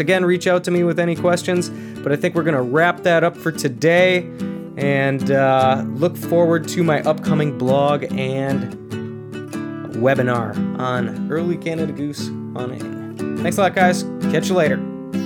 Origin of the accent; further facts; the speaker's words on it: Minnesota, United States; growing up in Minnesota